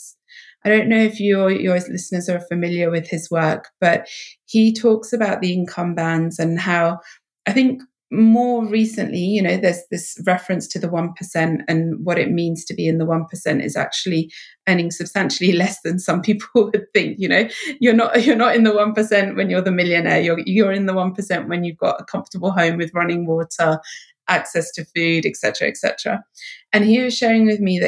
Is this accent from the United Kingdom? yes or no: yes; England, United Kingdom; my home country of England